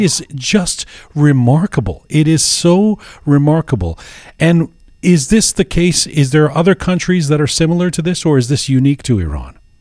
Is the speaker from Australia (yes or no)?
no; Canada; growing up in Canada